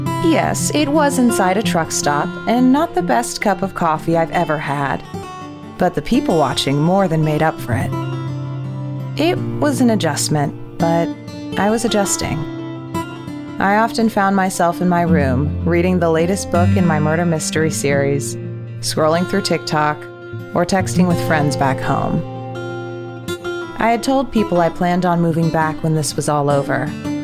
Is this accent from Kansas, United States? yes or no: no; Colorado, United States; I had been born and raised in Colorado, so anything that didn't look like a Coors beer commercial was foreign to me.